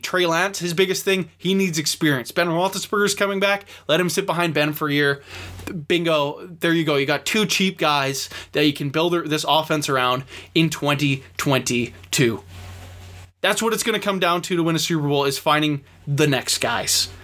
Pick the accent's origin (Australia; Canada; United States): Canada; Vancouver, British Columbia; I'm obviously from Vancouver, Canada. And being in this parts, obviously follow the Canucks